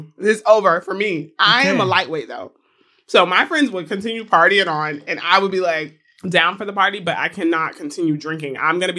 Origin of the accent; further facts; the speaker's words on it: Florida, United States; I'm from Florida.